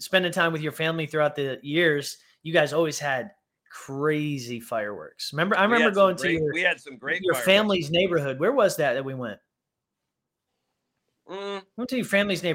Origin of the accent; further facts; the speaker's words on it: Connecticut, United States; also born or lived in New York; now in Tennessee, United States; I'm from Connecticut originally, New York, Connecticut